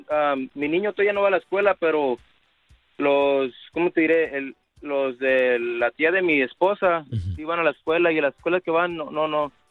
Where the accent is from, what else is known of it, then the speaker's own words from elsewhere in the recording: Bellflower, California, United States; now in Bloomington, United States; yo soy nacido aquí. Mis padres son de allá.